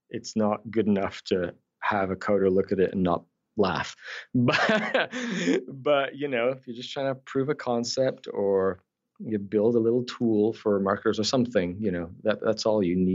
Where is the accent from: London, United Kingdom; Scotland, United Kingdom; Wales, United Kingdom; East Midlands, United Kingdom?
Scotland, United Kingdom; accent: Scottish Canadian; also born or lived in Newcastle upon Tyne, England; born in the north of England. Uh, I'm a Geordie, Newcastle, but I moved to Scotland when I was ten. Yes. And so I then thing is because I acquired a Scottish accent.